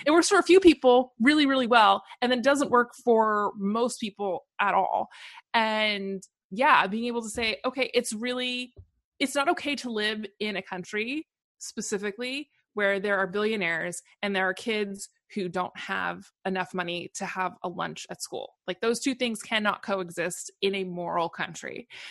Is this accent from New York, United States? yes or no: no; Portland, Oregon, United States; also born or lived in Seattle; I actually grew up in, was born and raised in Portland, Oregon